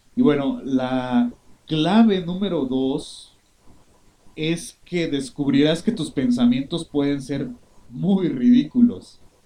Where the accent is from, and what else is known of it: Mexico